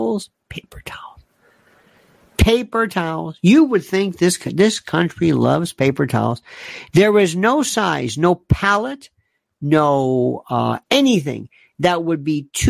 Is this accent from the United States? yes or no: yes; Florida, United States; growing up in Florida